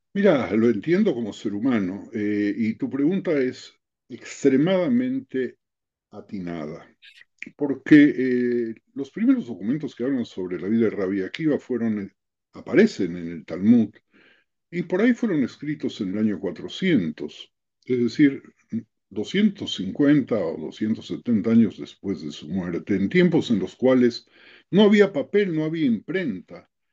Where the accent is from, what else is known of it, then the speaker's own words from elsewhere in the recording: Buenos Aires, Argentina; moved away as an adult; also born or lived in Mexico / Madrid; now in Israel; nací en Buenos Aires hace 80 años atrás, residí 17 años en México, residí 4 años en Madrid y hace 30 años que estoy en Israel